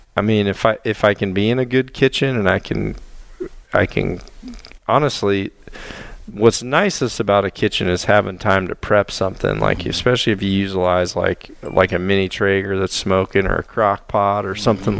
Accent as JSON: {"language": "English", "region": "Mississippi", "country": "United States", "tie": "born or raised there", "also_born_or_lived": "northern Illinois / southern Wisconsin", "moved": "yes", "said": "growing up in Mississippi hunting in tree stands"}